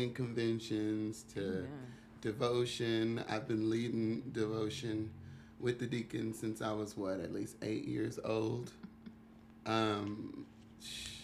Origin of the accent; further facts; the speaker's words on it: Topeka, Kansas, United States; now in Chicago, United States; Born and raised Topeka, Kansas. I'm from Kansas, yes